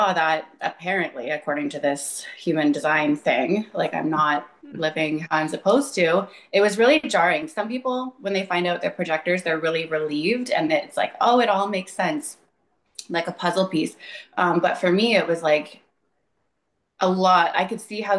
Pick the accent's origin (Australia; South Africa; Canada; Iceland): Canada; Ontario; I'm from Ontario, Canada.